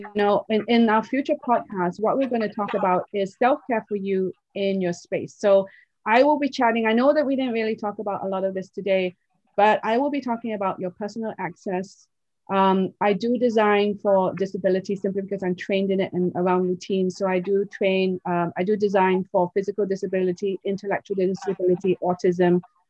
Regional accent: Oxford, South East England, United Kingdom; I was raised in Oxford, England. I had no one around me from any different culture rather than pure English people.

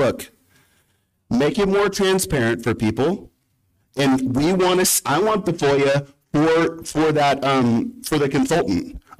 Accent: California, United States; moved away as an adult; being from California myself, 4 years removed, I moved away from Cali to come here so I could have family values.

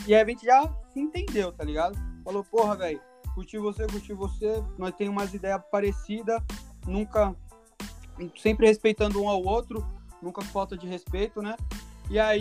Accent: Guarulhos, São Paulo, Brazil; moved away as an adult; also born or lived in Bahia; now in Canada; eu nasci na Bahia, porém muito cedo já fui para Guarulhos, São Paulo

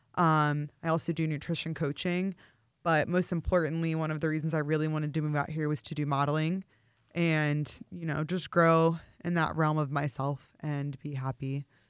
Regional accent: St. Louis, Missouri, United States; moved away as an adult; now in Los Angeles, United States; I am actually from Saint Louis, born and raised

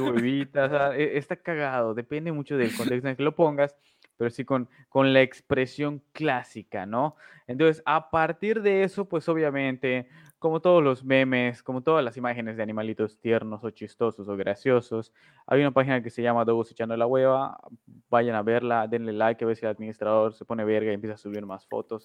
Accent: Mexico

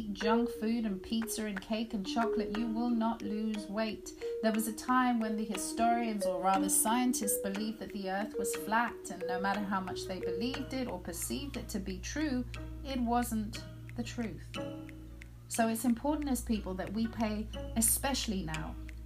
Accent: Zimbabwe; I was born in Zimbabwe, which was then called Rhodesia, in 1974. In 1980, my country gained independence

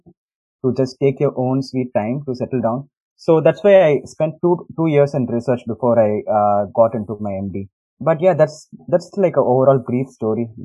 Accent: India; moved away as an adult; also born or lived in Chennai; now in United States; growing up in India

